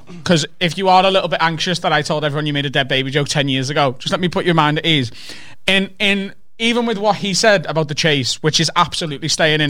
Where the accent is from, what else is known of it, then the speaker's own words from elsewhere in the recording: Liverpool, North West England, United Kingdom; accent: Scouse; you're both Scousers